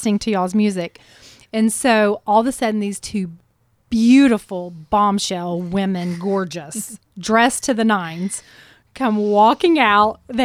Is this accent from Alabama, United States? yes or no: yes; Alabama, United States; I'm from Alabama